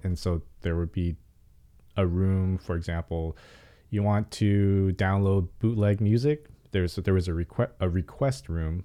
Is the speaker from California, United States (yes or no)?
yes; Pasadena, California, United States; also born or lived in Hollywood, Los Angeles; I'm born and raised in L